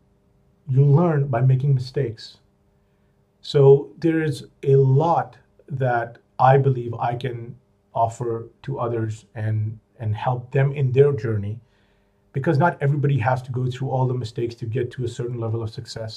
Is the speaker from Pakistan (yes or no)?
yes; Pakistan; moved away as an adult; also born or lived in United States / Middle East; back in Pakistan, which is my home country